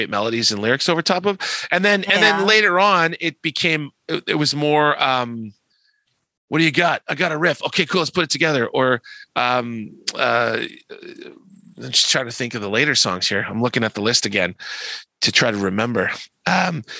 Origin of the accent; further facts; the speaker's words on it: Canada; We're Canadian, eh?